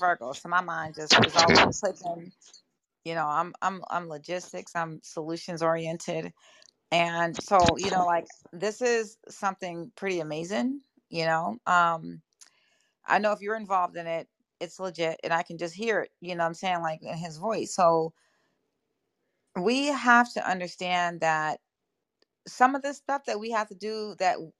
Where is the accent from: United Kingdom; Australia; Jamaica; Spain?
Jamaica; I'm Jamaican as well.